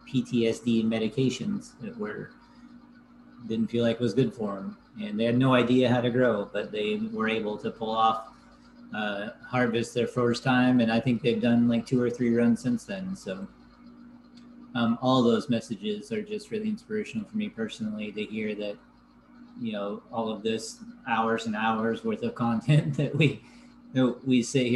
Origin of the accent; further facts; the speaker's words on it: Happy Camp, California, United States; I grew up, for those of you who don't know, I grew up in Happy Camp, California, which is where the Slater fire primarily was this year